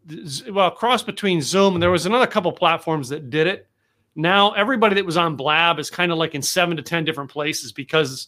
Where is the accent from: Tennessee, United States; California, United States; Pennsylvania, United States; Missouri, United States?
Pennsylvania, United States; Lehigh Valley; now in Texas, United States; I grew up in Pennsylvania and Lehigh Valley, Pennsylvania